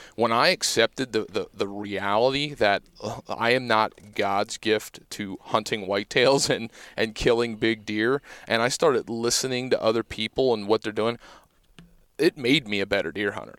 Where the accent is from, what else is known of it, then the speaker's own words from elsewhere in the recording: Pennsylvania, United States; growing up in Pennsylvania